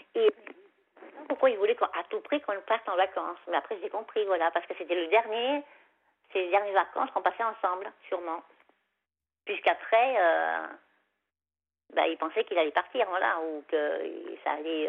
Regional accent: Savoie, Auvergne-Rhône-Alpes, France; moved away; chez moi en Savoie, parce que moi en Savoie, quand, quand j'habite en Savoie, j'avais un petit chemin comme ça, puis il y, avait, il y avait mon chalet, quoi. Enfin, le chalet de mes parents

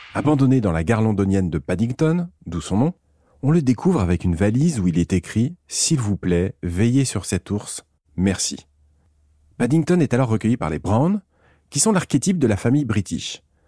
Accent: France; chez nous en France

